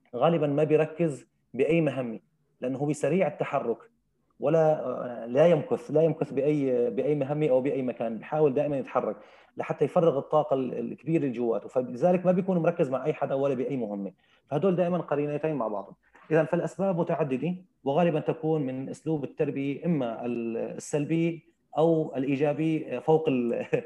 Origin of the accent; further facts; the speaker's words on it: Syria; accent: Syrian; بلهجتنا السوريه